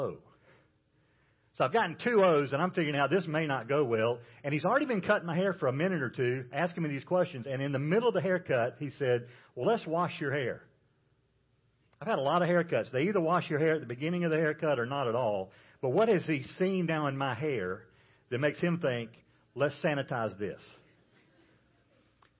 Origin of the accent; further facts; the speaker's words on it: South Carolina, United States; I'm from South Carolina